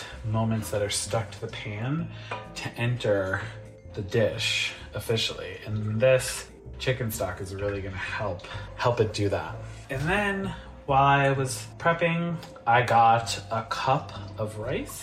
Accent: Connecticut, United States; I grew up having them in our local Portuguese bakery in my hometown in Connecticut

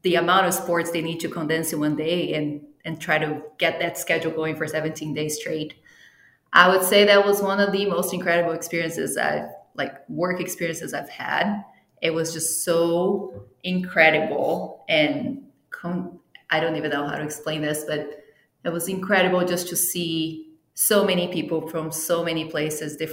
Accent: Brazil; first language Portuguese; English is a second language; moved away as an adult; also born or lived in Italy (ancestry); now in United States; I am actually from Brazil, and I moved here for my master's degree

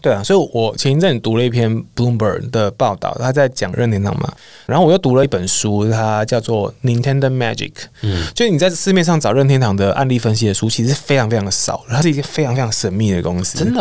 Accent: Taiwan; 我们身为台湾人

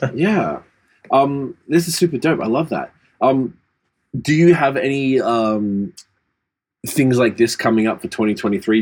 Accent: Australia; now in Canada; as an Australian

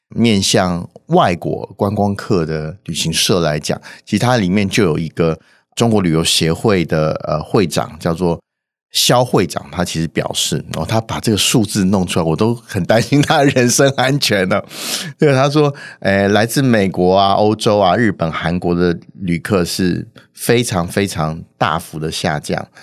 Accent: Taiwan; 我们台湾人还有感到贡献的

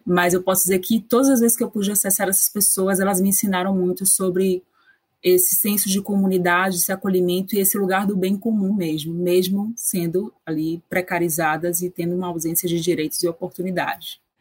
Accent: Salvador, Bahia, Brazil; eu sou de Salvador, Bahia

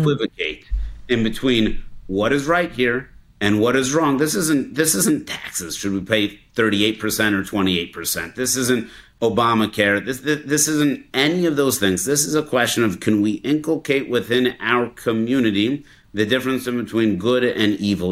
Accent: Denver, Colorado, United States; I grew up in Denver, Colorado.

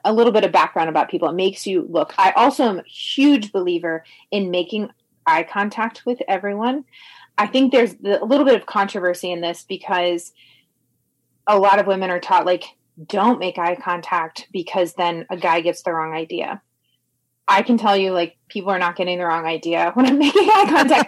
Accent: Indianapolis, Indiana, United States; I'm from Indianapolis

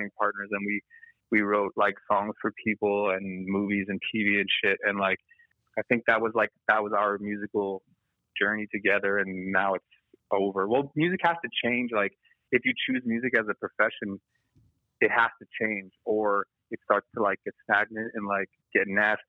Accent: Los Angeles, California, United States; I'm born and raised in L.A. I was born in Silver Lake.

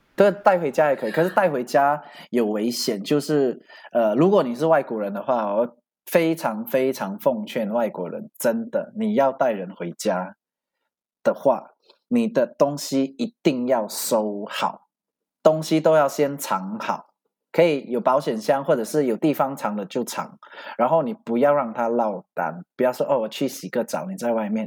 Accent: Malaysia; 然后我马来西亚

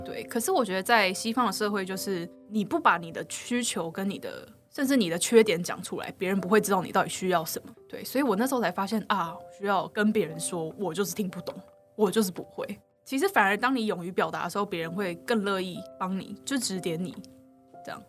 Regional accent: Taichung, Taiwan; 我是台中人

